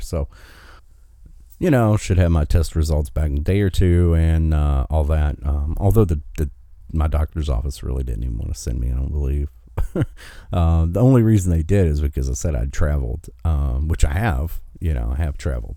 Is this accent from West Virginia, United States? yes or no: yes; West Virginia, United States; in my home state of West Virginia